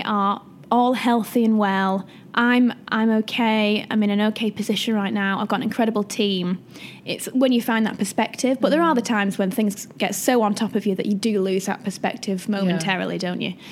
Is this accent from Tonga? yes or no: no; Wigan, North West England, United Kingdom; moved away as an adult; also born or lived in Manchester; now in London, United Kingdom; I'm from Manchester. Mm. Well, Wigan technically, but around that area. I spent 10 years in Manchester